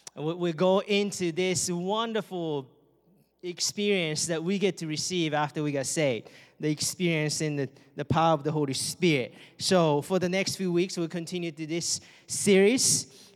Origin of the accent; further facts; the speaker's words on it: Japan; English is a second language; moved away as an adult; my friends and families back home and in Japan